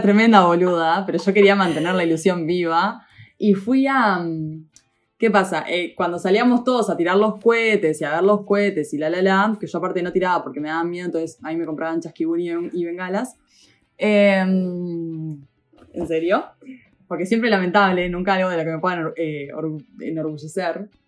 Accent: Uruguay; en Uruguay

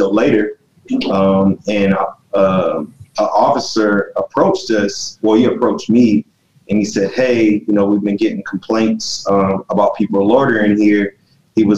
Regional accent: Los Angeles, California, United States; now in Georgia, United States; was born in Los Angeles, California, and I was there during the Rodney King riots

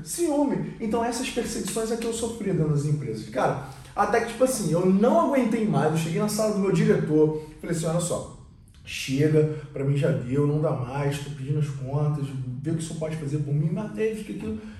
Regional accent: Rio de Janeiro, Brazil; a gente é do Rio

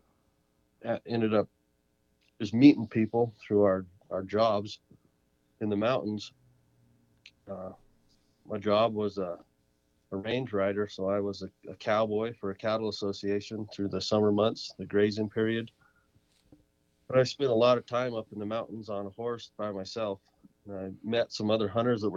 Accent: San Luis Valley, Colorado, United States; now in New Mexico, United States; I grew up in the San Luis Valley in Colorado, in South Central Colorado.

